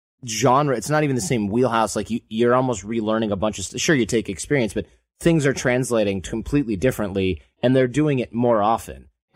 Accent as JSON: {"language": "English", "region": "Michigan", "country": "United States", "tie": "born or raised there", "said": "Or if you grew up where I grew up in Michigan"}